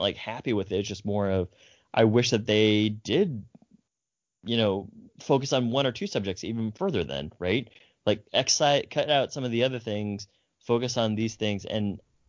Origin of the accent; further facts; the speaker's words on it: Fresno, California, United States; I'm from Fresno